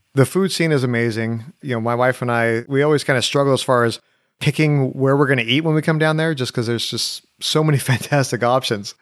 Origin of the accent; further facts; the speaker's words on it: Orange County, California, United States; now in Nashville, United States; I grew up in Orange County